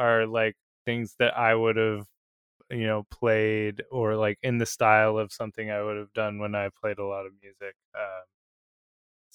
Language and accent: English; Seattle, Washington, United States; growing up in the Seattle area